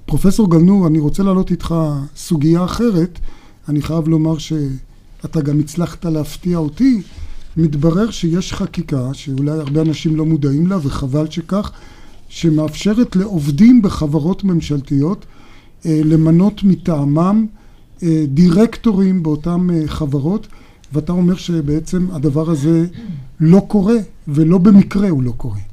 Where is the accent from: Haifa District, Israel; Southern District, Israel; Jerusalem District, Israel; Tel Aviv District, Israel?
Jerusalem District, Israel; Jerusalem; אני אומר את זה כמובן כירושלמי